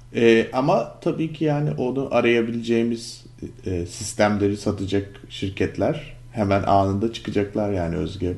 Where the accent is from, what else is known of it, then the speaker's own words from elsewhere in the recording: Istanbul, Turkey; moved away as an adult; now in United States; Ben de İstanbulluyum yani officially Müslüman